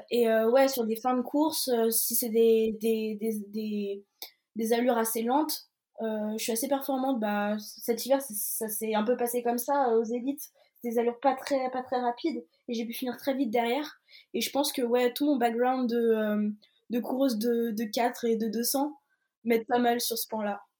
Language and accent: French; Brest, Brittany, France; je suis née à Brest et bah, j'ai toute ma famille maternelle qui est en Bretagne